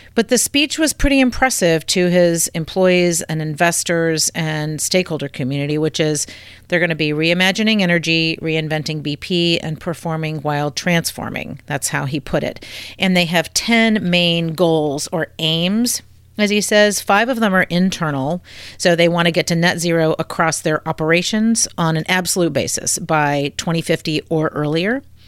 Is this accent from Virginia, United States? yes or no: yes; Virginia, United States; I was born and raised in the Commonwealth of Virginia